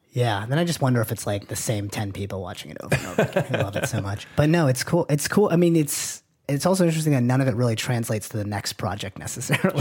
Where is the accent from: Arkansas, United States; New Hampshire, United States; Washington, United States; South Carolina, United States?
New Hampshire, United States; Manchester; this is in Manchester, New Hampshire. I'm from New Hampshire